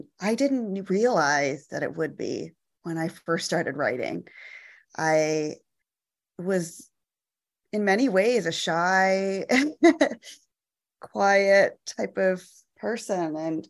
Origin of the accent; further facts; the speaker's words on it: Michigan, United States; now in Atlanta, United States; I grew up in Michigan, actually. I'm a daughter of Indian immigrants.